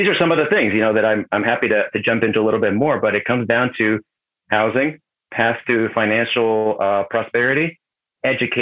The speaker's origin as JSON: {"language": "English", "country": "Mexico", "tie": "born or raised there", "moved": "yes", "lives_now": "United States", "said": "growing up in Mexico."}